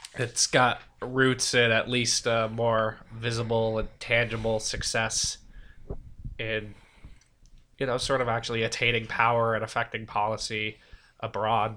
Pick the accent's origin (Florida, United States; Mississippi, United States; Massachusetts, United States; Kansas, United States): Massachusetts, United States; Milford; also born or lived in England; I'm from Milford, Massachusetts. Uh, been there for most of my life, at least since my formative years, uh, twelve, thirteen, about two thousand we moved there.